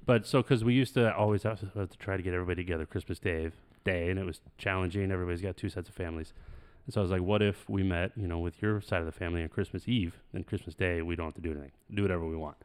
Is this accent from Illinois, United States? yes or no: no; Phoenix, Arizona, United States; We're, like, from Phoenix